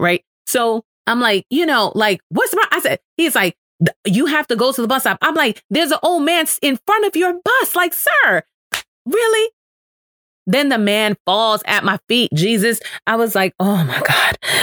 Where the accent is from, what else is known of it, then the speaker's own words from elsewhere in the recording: New York City, New York, United States; I am from New York. I am from the Bronx. I was raised in the hood